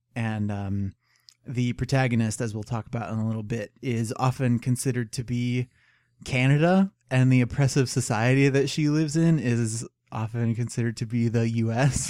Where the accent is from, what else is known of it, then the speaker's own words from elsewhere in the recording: United States; as an American